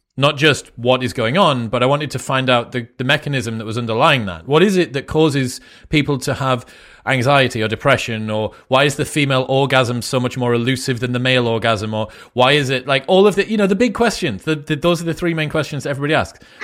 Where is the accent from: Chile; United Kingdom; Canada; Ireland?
United Kingdom; Newcastle upon Tyne, North East England; moved away as an adult; now in Austin, United States; I'm from Newcastle, which is northeast